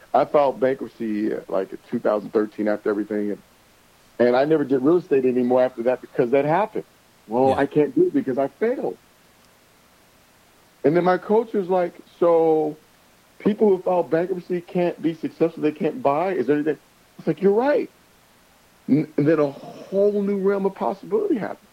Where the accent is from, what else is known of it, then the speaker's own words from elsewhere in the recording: Toledo, Ohio, United States; moved away; I'm from Toledo, Ohio, which is 30 minutes south from Detroit